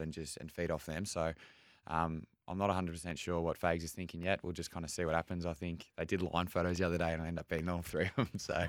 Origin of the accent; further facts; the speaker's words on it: Melbourne, Victoria, Australia; now in Brisbane, Australia; growing up in Melbourne